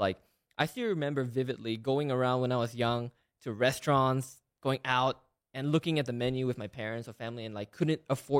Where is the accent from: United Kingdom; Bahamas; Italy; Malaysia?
Malaysia; moved away as an adult; now in United States; I was born and raised in Malaysia. I moved to the U.S. Actually, yesterday was my official 10 years in America.